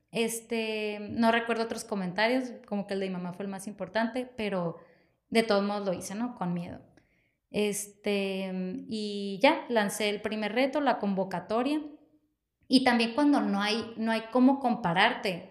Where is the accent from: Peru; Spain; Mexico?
Mexico; Ciudad Obregón, Sonora; also born or lived in Mexico City; yo quería regresar a mi pueblo. y regreso en el dos mil dieciocho